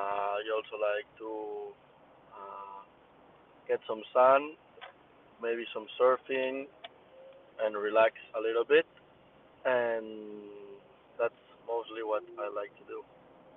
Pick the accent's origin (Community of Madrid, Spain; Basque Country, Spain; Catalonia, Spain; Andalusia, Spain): Catalonia, Spain; a town near Barcelona; moved away as an adult; now in Barcelona, Spain; all my family is from a town near Barcelona, and I live in Barcelona